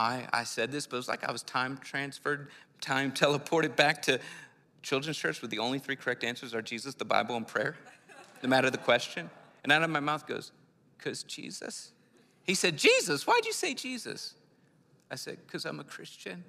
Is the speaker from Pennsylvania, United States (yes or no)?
yes; Philadelphia, Pennsylvania, United States; I'm from the city, I'm from Philly